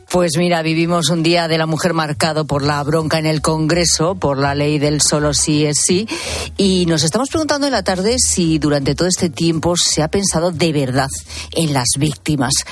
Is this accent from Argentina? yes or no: no; United States; yo me crié en los Estados Unidos y estudié en los Estados Unidos, vine para aquí, me casé y fui ama de casa